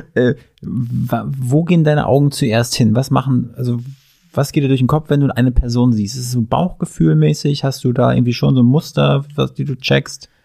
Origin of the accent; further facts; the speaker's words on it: Mecklenburg-Vorpommern, Germany; moved away; Ich komme ursprünglich aus MacPom